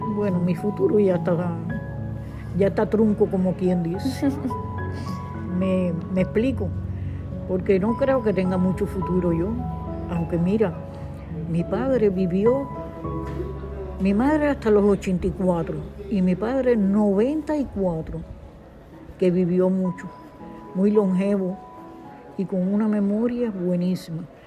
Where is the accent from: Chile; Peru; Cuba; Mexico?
Cuba; moved away as an adult; now in Spain; salí de Cuba por el comunismo asqueroso que tenemos allá hace 60 años